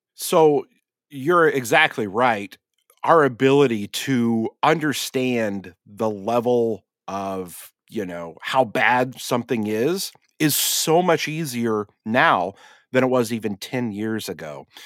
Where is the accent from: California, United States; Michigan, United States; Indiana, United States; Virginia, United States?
Indiana, United States; Vetersburg; where I grew up in Vetersburg, Indiana